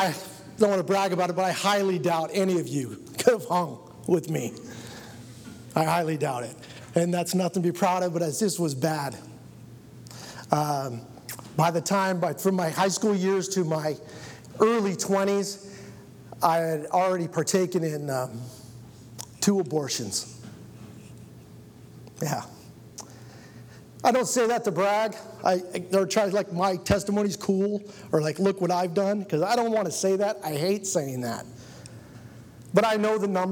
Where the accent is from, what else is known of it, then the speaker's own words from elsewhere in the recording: Rexburg, Idaho, United States; I was born in Rexburg, Idaho